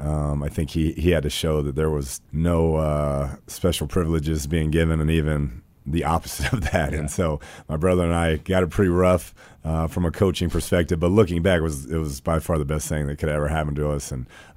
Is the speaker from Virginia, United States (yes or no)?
no; Texas, United States; born there; then I was born in Central Texas, which is, you know, football is a religion.